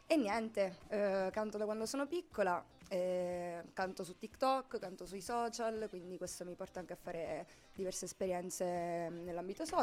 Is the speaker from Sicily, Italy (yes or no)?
yes; Sicily, Italy; now in Milan, Italy; ho 23 anni, sono siciliana ma vivo a Milano.